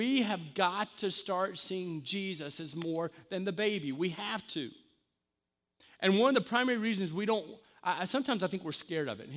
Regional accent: the South, United States; I'm from the South

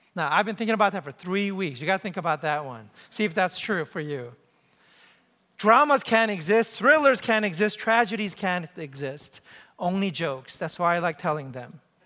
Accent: New York City, New York, United States; moved away as an adult; also born or lived in Ann Arbor, Michigan; I grew up in New York City

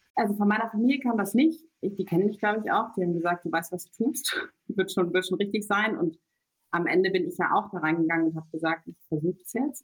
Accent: between Cuxhaven and Hamburg, Lower Saxony, Germany; moved away as an adult; also born or lived in Göttingen / London; now in Berlin, Germany; ich komme eigentlich geboren aus der Nähe von Hamburg, vom Land, zwischen Cuxhaven und Hamburg

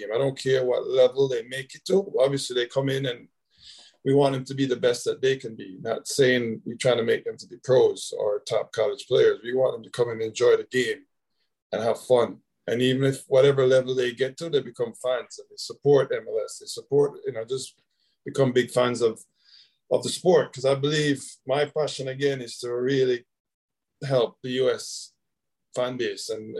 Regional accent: Jamaica; now in United States; growing up in Jamaica, our culture, we weren't in an organized setting, but we always playing.

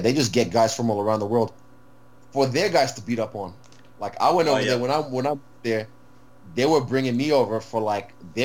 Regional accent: New Zealand; also born or lived in Rotorua, New Zealand / Whanganui, New Zealand / Nigeria (ancestry); now in Auckland, New Zealand; By nationality, I'm Kiwi.

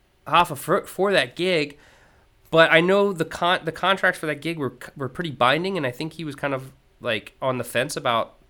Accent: Virginia, United States; I grew up in Virginia

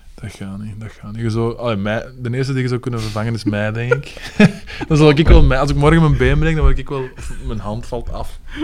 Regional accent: Leuven, Flanders, Belgium; We zijn van Leuven

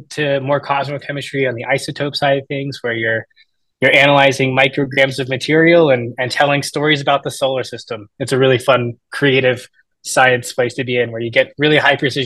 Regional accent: Tampa, Florida, United States; moved away; From Tampa, Florida. I grew up a Florida man

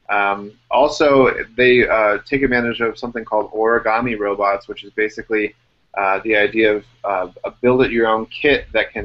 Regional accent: Illinois, United States; born or raised there

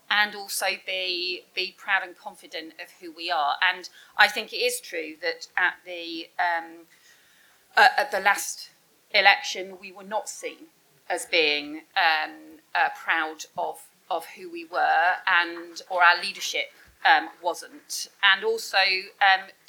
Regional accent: Scotland, United Kingdom; born there; proud of being English, even though I was born in Scotland. I think of myself as proudly English as well.

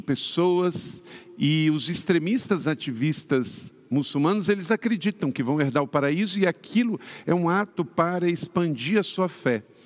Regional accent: Rio de Janeiro, Brazil; Eu mesmo, que sou fluminense e também morei muitos anos na cidade do Rio de Janeiro

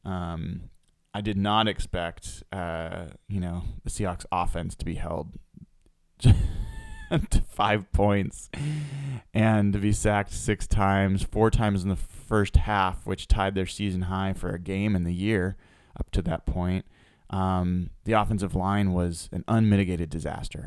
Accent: Portland, Oregon, United States; I grew up in Portland.

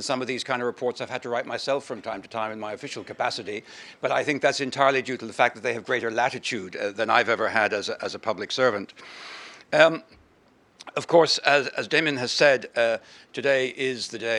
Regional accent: Ireland; as an Irishman

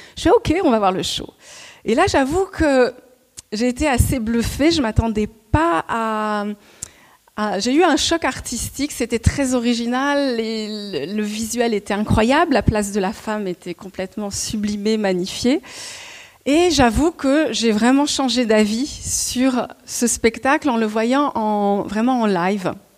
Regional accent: Montreuil, Île-de-France, France; je suis née à Montreuil

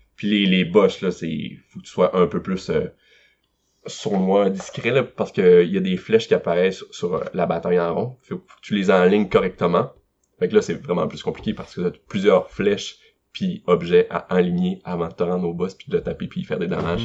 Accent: Carleton-sur-Mer, Quebec, Canada; je suis de Carleton à Gaspésie

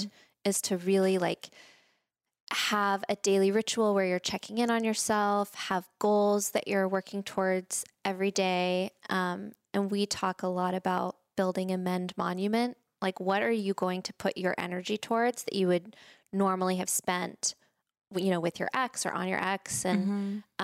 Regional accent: Spring, Texas, United States; moved away as an adult; also born or lived in Boston / San Francisco; I grew up in Texas, in Spring, Texas

